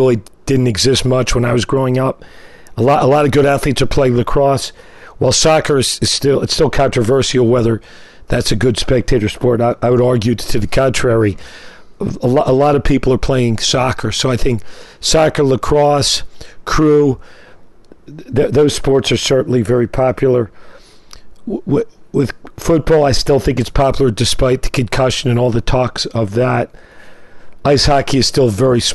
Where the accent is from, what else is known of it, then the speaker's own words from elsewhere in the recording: United States; we as Americans